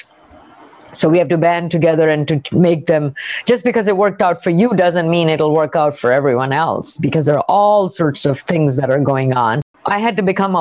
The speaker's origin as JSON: {"language": "English", "country": "India", "tie": "born or raised there", "moved": "yes", "said": "I grew up in India"}